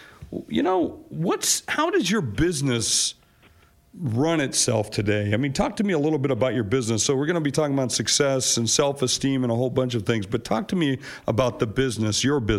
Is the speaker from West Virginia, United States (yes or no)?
yes; West Virginia, United States; born there; went to school in my home state, or my birth state, I should say, West Virginia